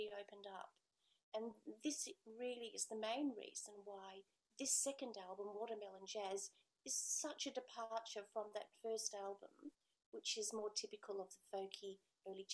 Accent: Australia; born or raised there

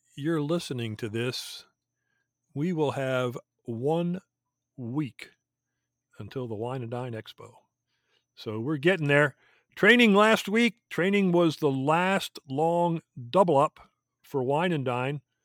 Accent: Pennsylvania, United States; I was born and raised in Pennsylvania

